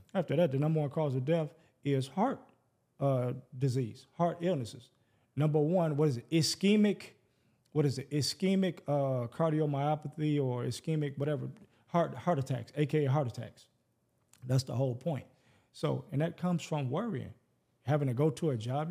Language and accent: English; Detroit, Michigan, United States; growing up in Detroit, which is, by statistics, the blackest city in America. We eighty-seven percent black